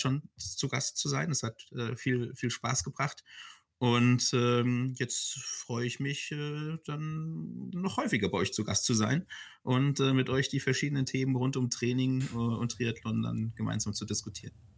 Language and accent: German; Frankfurt, Hesse, Germany; ich bin tatsächlich ein, ein Frankfurter Bub